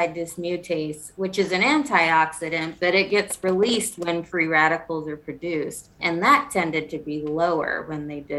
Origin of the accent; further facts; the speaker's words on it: South Carolina, United States; I'm from South Carolina